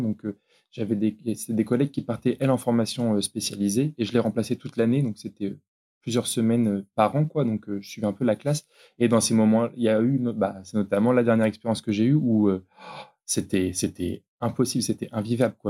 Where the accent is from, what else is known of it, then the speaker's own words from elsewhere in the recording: Brest, Brittany, France; also born or lived in Caen / Pontivy; on est de Brest ou autour de Brest